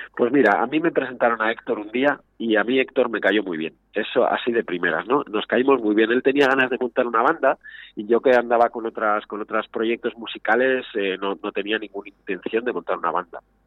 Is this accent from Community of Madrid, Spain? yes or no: yes; Madrid, Community of Madrid, Spain; moved away as an adult; now in Segovia, Spain; no soy de Segovia, nacido en Segovia, llevo hace unos años viviendo, yo, vengo de Madrid